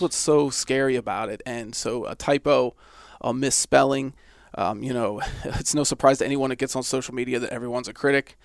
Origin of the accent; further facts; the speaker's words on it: Johnstown, Pennsylvania, United States; also born or lived in Indiana, Pennsylvania; I grew up near Johnstown